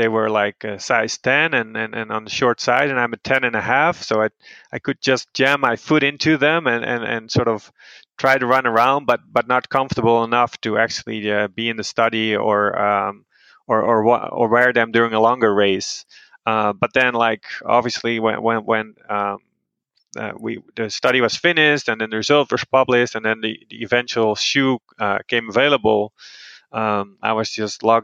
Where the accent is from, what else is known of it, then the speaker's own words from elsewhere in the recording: Netherlands; now in Boulder, United States; I'm originally from the Netherlands, and I'm currently working at the University of Colorado in Boulder